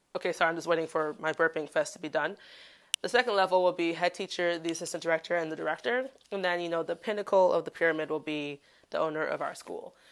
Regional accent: Chicago, Illinois, United States; moved away as an adult; now in Daegu, South Korea; I am a Black woman from Chicago

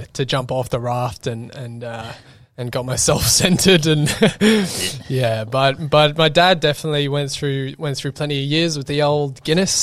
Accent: Australia; also born or lived in Ireland; I was about 6 years old when I came out here

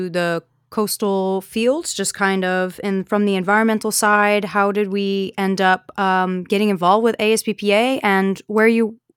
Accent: New York, United States; moved away as an adult; also born or lived in Conway, South Carolina; now in Charleston, United States; I'm from New York.

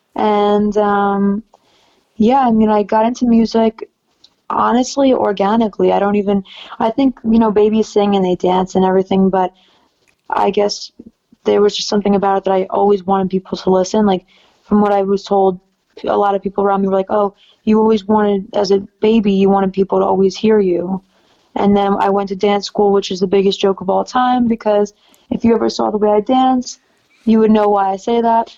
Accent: New York City, New York, United States; I'm from New York City

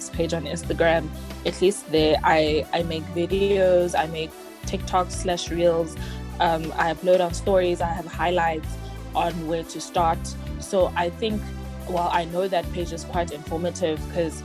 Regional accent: Eastern Cape, South Africa; now in Pretoria, South Africa; I am originally from the Eastern Cape, currently staying in Pretoria

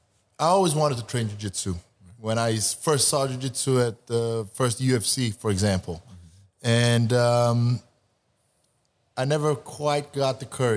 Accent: Sweden; also born or lived in Montenegro / New York; now in California, United States; I'm from Montenegro. Montenegro, but I grew up in Sweden.

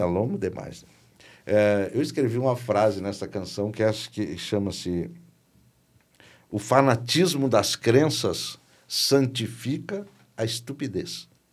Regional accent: Rio Grande do Sul, Brazil; Eu sou um artista gaúcho, regional, tradicional

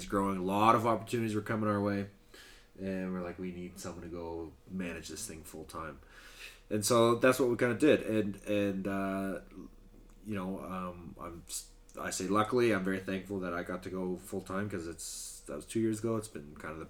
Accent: Calgary, Alberta, Canada; moved away as an adult; also born or lived in Gävle, Sweden; we're both from Calgary, grew up completely different sides of the city

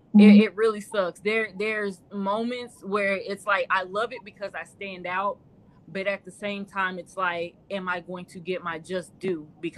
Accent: South Carolina, United States; also born or lived in Atlanta; Because I lived in Atlanta in South Carolina, because I'm originally from South Carolina.

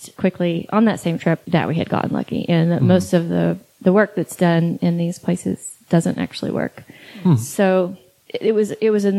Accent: East Texas, United States; I'm from East Texas

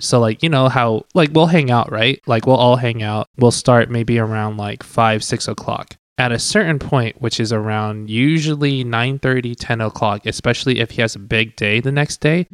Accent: Tucson, Arizona, United States; first language Cantonese; English is a second language; I was from Tucson, Arizona. Thank you very much. But I mean, my first language was definitely Cantonese.

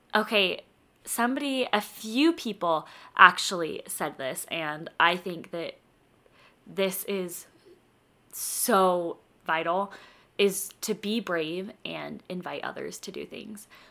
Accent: Denver, Colorado, United States; now in Utah, United States; I'm from Denver

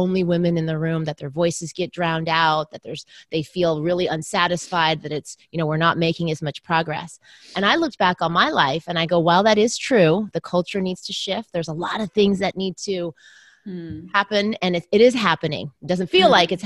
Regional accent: Southern California, United States; I was raised in the US. I was born in the US. So I'm Chinese American, but my parents immigrated from Taiwan. But I grew up in Southern California.

